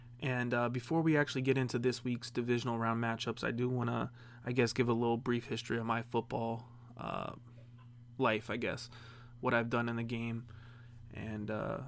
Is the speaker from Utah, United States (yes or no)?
no; Las Vegas, Nevada, United States; I grew up basically on Sunrise Mountain on the east side of Las Vegas.